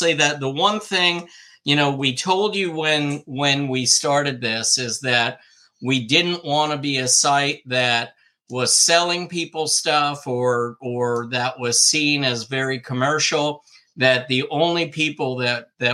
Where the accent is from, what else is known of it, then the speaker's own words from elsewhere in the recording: Old Bridge, New Jersey, United States; I grew up in Old Bridge